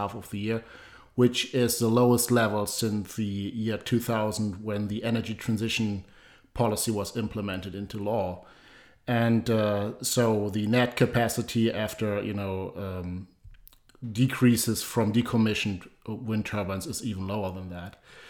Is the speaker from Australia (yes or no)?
no; Germany; moved away; my home country, Germany.